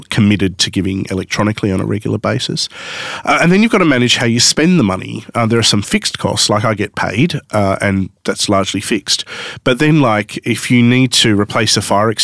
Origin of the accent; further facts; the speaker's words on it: Sydney, New South Wales, Australia; also born or lived in Newcastle; I grew up in Sydney